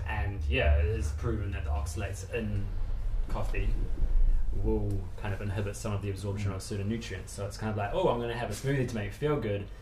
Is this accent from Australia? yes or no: no; New Zealand; moved away as an adult; also born or lived in London; now in United Kingdom; originally, I'm from New Zealand, which is obviously the farthest place in the world from here. Um, and I grew up like a traditional Kiwi